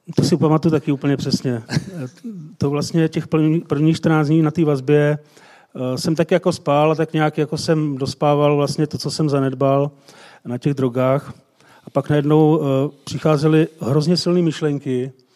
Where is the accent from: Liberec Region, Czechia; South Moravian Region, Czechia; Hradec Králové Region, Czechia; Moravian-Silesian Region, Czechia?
Liberec Region, Czechia; Jablonec nad Nisou; z Jablonce